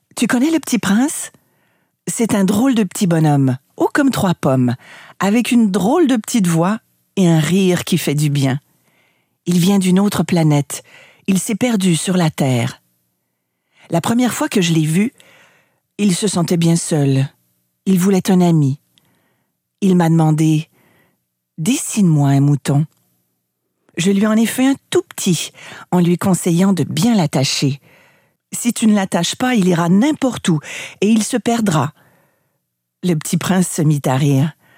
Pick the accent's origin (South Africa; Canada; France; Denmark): Canada; Chez moi au Canada